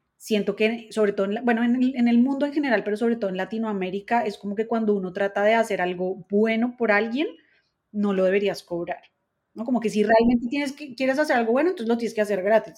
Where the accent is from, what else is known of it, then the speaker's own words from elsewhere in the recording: Colombia; yo soy colombiana